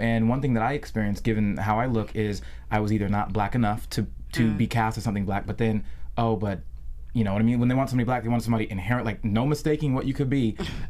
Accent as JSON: {"language": "English", "town": "Seattle", "region": "Washington", "country": "United States", "said": "I'm from Seattle"}